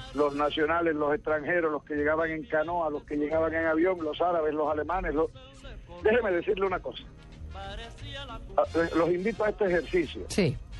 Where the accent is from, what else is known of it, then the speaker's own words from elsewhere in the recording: Sinú, Córdoba, Colombia; en mi tierra, en el Sinú, en Córdoba